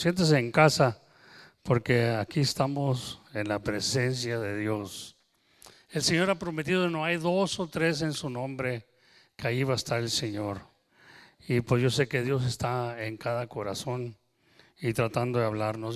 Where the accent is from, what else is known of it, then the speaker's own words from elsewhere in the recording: Texas, United States; accent: Tex-Mex; yo soy nacido y creo aquí en Texas, y nosotros el español de nosotros le llamamos Tex-Mex